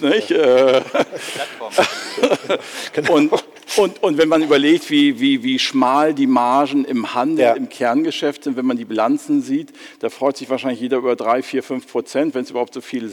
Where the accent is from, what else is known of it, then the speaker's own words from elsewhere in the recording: Germany; wir müssen als Deutsche